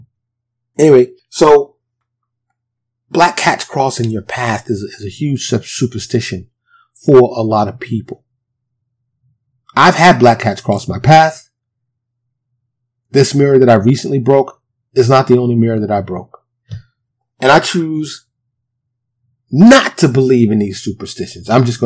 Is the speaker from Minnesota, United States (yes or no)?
no; New York City, New York, United States; moved away as an adult; now in Dallas, United States; born and raised in New York City, but I currently live in a suburb of Dallas